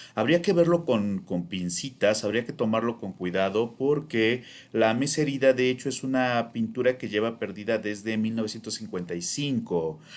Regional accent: Mexico; also born or lived in Morelos; como mexicanos

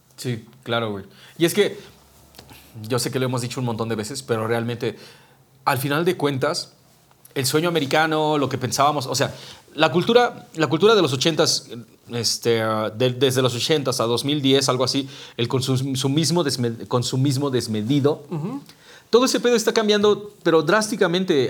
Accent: Mexico City, Mexico; nosotros somos la Ciudad de México

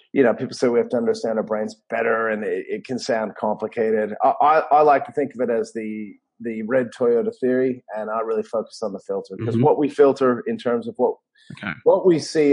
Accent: Denver, Colorado, United States; moved away as an adult; also born or lived in Los Angeles, California; now in Australia; I am originally from Denver, Colorado, and you can hear the accent

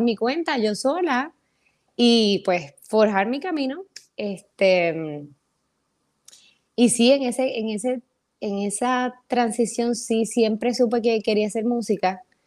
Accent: San Sebastián, Puerto Rico; also born or lived in San Germán; yo soy de San Sebastián. Yo soy del campo

